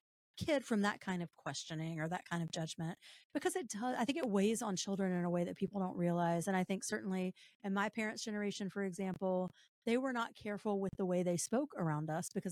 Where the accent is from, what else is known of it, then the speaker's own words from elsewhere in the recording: the South, United States; I'm from the South.